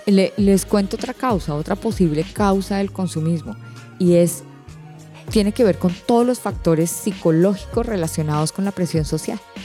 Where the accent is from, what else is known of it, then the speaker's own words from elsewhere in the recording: Colombia; now in Panama; en mi país, en Colombia